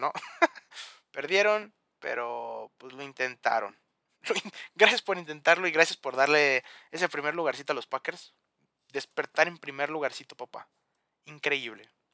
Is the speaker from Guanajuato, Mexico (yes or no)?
yes; León, Guanajuato, Mexico; yo soy de León